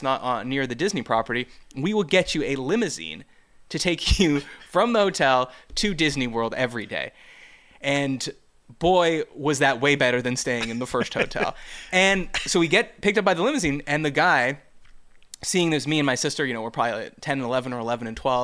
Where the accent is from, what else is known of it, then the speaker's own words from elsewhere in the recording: Canada; I'm Canadian